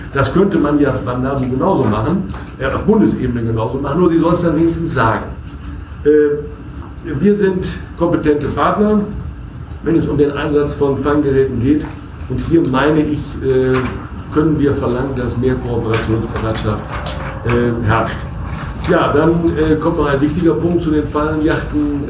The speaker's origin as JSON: {"language": "German", "area": "Münsterland", "region": "North Rhine-Westphalia", "country": "Germany", "said": "bei uns im Münsterland"}